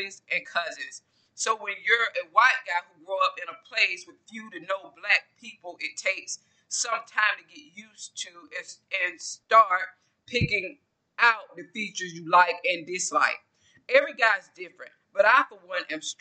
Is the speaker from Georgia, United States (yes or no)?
yes; small town Georgia, United States; I'm from the South. I'm from Georgia, small town Georgia